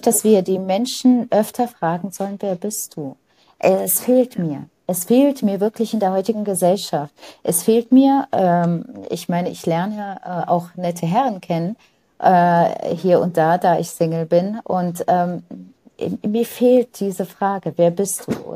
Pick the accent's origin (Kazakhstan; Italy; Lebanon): Lebanon; now in Germany; ich bin im Libanon in einer Nonnenschule groß geworden